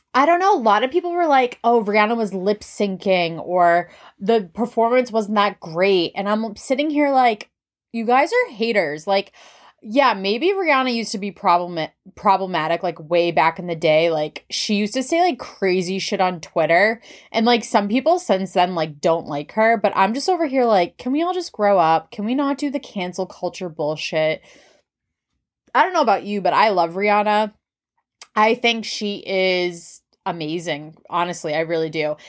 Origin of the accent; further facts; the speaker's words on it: New England, Massachusetts, United States; I am from New England, Massachusetts specifically